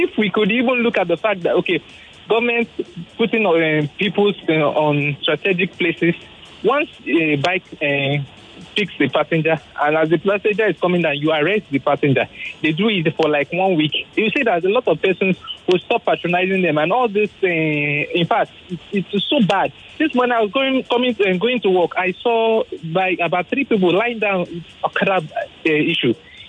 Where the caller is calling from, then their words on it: Ikeja, Lagos, Nigeria; I'm calling from Ikeja.